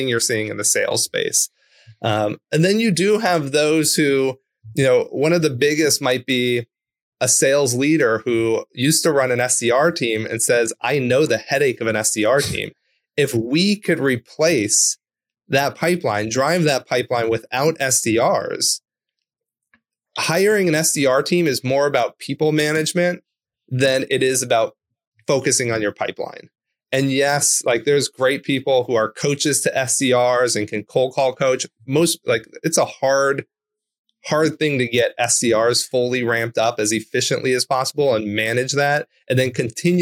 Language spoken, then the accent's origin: English; Orange County, California, United States; I grew up in Orange County, California.